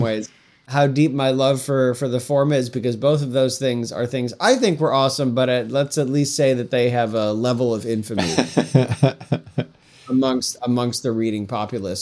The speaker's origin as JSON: {"language": "English", "town": "Syracuse", "region": "New York", "country": "United States", "tie": "born or raised there", "moved": "yes", "said": "I'm from Central New York originally. We didn't have, I'm not from, I live, I grew up in Syracuse."}